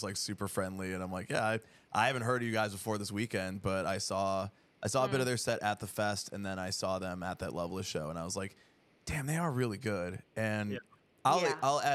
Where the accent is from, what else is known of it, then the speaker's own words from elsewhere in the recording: Chicago, Illinois, United States; We are both from Chicago.